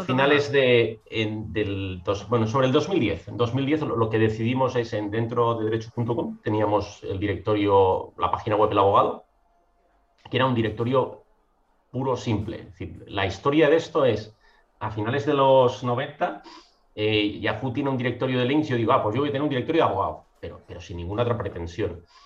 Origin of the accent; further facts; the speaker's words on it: Mataró, Catalonia, Spain; also born or lived in Madrid; yo soy de Mataró, me estoy al lado de Barcelona